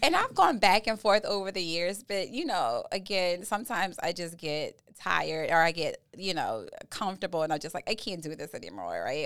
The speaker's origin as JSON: {"language": "English", "town": "New Orleans", "region": "Louisiana", "country": "United States", "said": "I'm from Southeast Louisiana by n, way of New Orleans"}